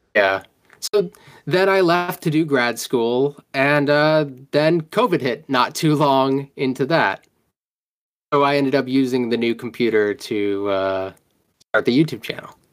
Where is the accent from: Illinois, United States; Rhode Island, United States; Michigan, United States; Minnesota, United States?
Rhode Island, United States; I'm from Rhode Island